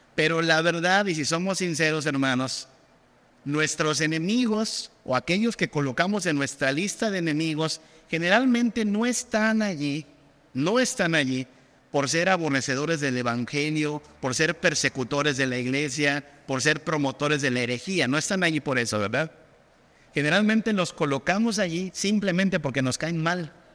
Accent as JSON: {"language": "Spanish", "country": "Mexico", "said": "en nuestra cultura mexicana"}